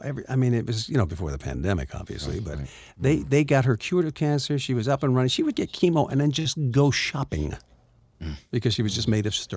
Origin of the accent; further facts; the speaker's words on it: Canada; now in United States; I came from the Canadian system